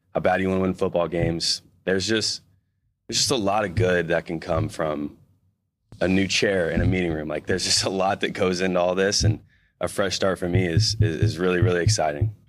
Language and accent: English; Missouri, United States; moved away as an adult; now in Seattle, United States; being a, a Midwestern guy, you know, U S C is, like, massive to you when you're a kid growing up in Missouri